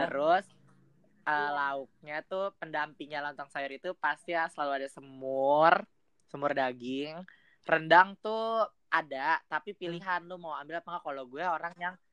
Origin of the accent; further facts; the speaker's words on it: Jakarta, Indonesia; Kalau gue nih Betawi nih.